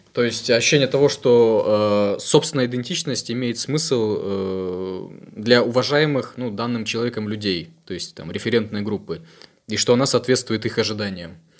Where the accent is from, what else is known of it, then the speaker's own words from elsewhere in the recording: Ukraine; я как украинец